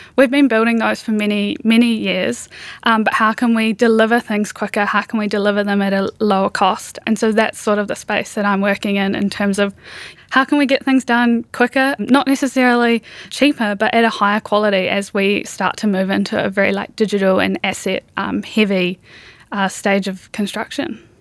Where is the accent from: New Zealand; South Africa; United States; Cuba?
New Zealand; growing up in New Zealand